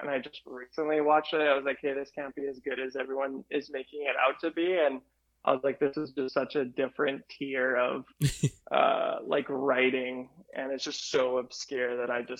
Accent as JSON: {"language": "English", "country": "Canada", "said": "I'm Canadian."}